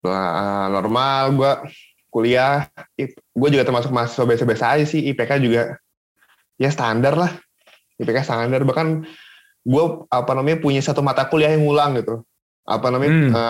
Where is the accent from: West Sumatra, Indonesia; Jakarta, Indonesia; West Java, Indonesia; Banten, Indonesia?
Banten, Indonesia; Cilegon; jadi gue itu orang Cilegon gue tinggal di Cilegon